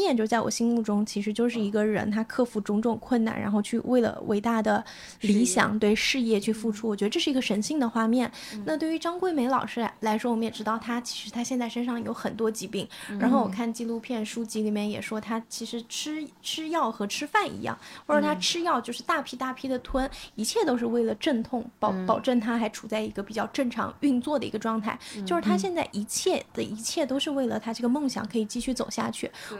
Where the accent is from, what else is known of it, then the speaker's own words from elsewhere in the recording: Anhui, China; 我是来自安徽嘛